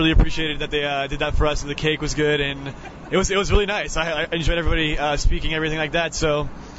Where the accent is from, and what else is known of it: Atlanta, Georgia, United States; moved away as an adult